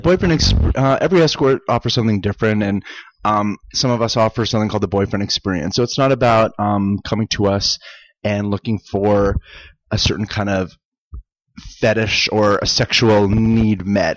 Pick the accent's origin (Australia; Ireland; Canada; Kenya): Canada; Saskatchewan; moved away as an adult; also born or lived in Las Vegas, United States; now in Los Angeles, United States; grew up in Canada. Yeah, I'm from Saskatchewan, Canada